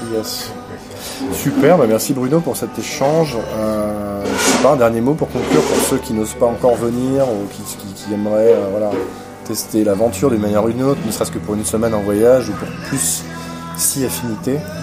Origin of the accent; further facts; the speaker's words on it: France; en tant que Français